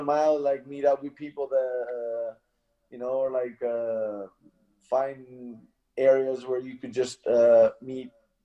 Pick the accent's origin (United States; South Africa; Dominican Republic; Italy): Italy; Mezzocorona, Trentino-Alto Adige; Mezzo Corona is the name of my place.